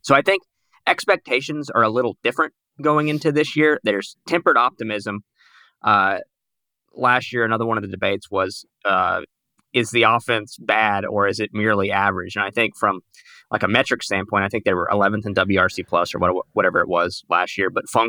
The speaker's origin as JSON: {"language": "English", "region": "the South", "country": "United States", "accent": "southern", "said": "I think I might be, but thankfully, the Brewers fans in Wisconsin and elsewhere have not been put off by my accent talking to them about Brewers baseball with a southern twang"}